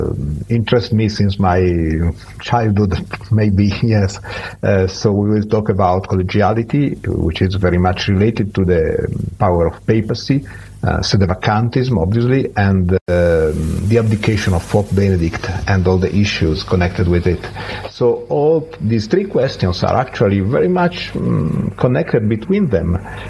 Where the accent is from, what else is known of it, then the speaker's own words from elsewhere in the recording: Milan, Lombardy, Italy; English is a second language; also born or lived in Rimini / Rome; now in Montalenghe, Italy; so in the northern part of Italy, where I am from, more or less. I'm from Milan, actually.